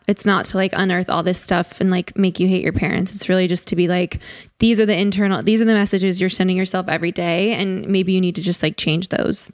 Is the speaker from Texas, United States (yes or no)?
no; Connecticut, United States; I grew up in Connecticut